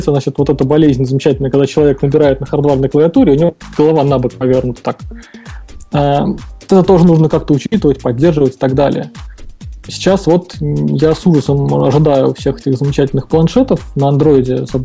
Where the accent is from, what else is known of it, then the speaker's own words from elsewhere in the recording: Saint Petersburg, Russia; все тут же из того же самого Санкт-Петербурга.